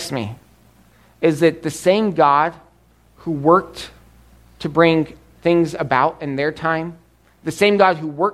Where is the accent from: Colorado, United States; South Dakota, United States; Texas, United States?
Colorado, United States; Growing up, Emily and I grew up in Colorado. Emily grew up on the farm, I grew up in the town